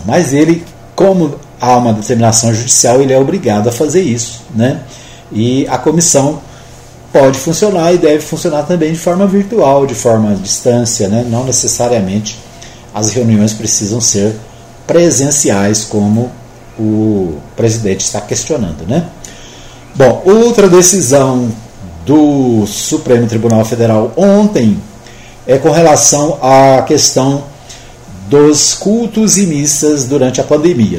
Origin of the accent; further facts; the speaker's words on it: Minas Gerais, Brazil; now in Anápolis, Brazil; A minha terrinha Minas Gerais